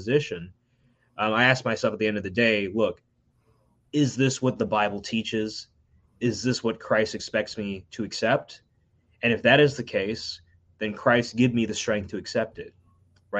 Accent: United States; I grew up in the United States without my biological grandparents in India

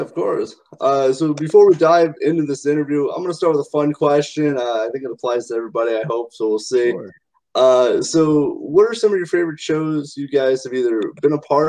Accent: Indiana, United States; As you said, I'm from the Indiana Midwest.

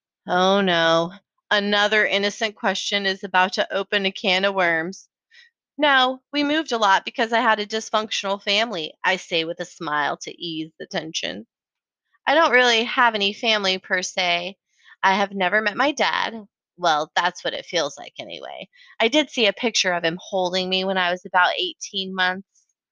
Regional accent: Colorado Springs, Colorado, United States; also born or lived in San Francisco / Austin; now in Portland, United States; I moved to Portland from Austin, Texas. And then they usually say, oh, so you grew up in Austin. Wait, what? I said I moved here from Austin. I grew up in Colorado Springs. So then they think I was born in Colorado. I was born in San Francisco, California.

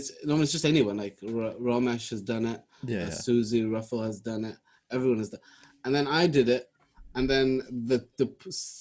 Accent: Welsh, Wales, United Kingdom; Welsh Somali comedian, Somali Welsh comedian.

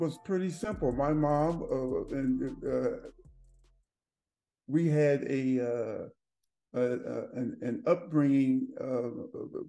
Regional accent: Berkeley, California, United States; Born and raised in Berkeley, California, which is Berkeley is up near San Francisco

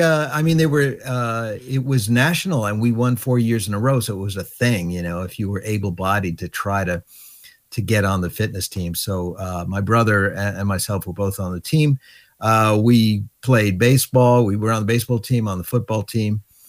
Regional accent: Long Island, New York, United States; moved away as an adult; also born or lived in Berkeley, California; I was just a, you know, little kid growing up on Long Island. So I went to a public high school called Carl Place High School

